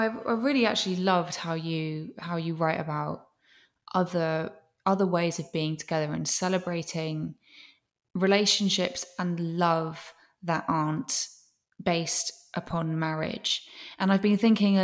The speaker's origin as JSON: {"language": "English", "region": "England", "country": "United Kingdom", "said": "I'm from England."}